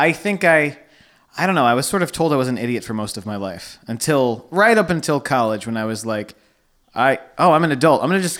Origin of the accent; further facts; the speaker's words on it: Nutley, New Jersey, United States; also born or lived in Toms River, New Jersey; I grew up in Nutley, New Jersey.